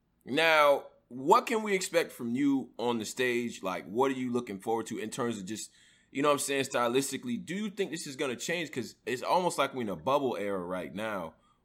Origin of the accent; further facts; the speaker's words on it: upstate New York, United States; I'm from upstate New York. So we got some weird accent going on too.